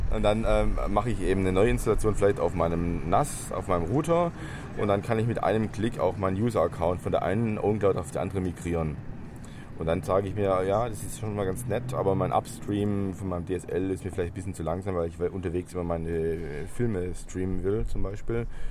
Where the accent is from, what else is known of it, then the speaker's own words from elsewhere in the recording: Stuttgart, Baden-Württemberg, Germany; ich komme aus Stuttgart.